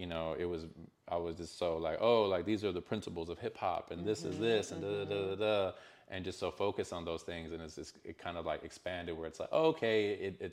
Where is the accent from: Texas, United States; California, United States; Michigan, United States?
Texas, United States; Canyon; moved away as an adult; also born or lived in El Paso, Texas; now in Austin, United States; growing up in the Panhandle